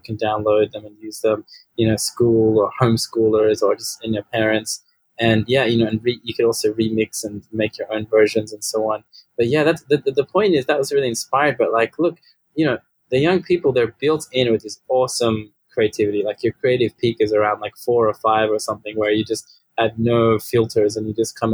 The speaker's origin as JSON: {"language": "English", "country": "Australia", "tie": "born or raised there", "also_born_or_lived": "Sydney", "said": "became Muslim where I grew up here in Australia"}